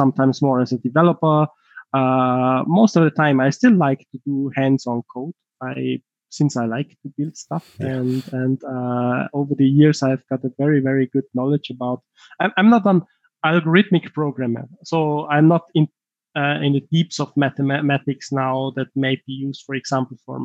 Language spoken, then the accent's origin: English; Tyrol, Austria; accent: heavy Tyrolean; my heavy Tyrolean accent